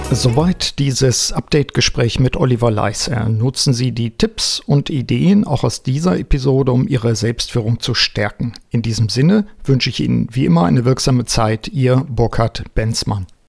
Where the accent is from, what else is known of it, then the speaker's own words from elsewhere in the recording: Osnabrück, Lower Saxony, Germany; in Osnabrück hier in meiner Heimat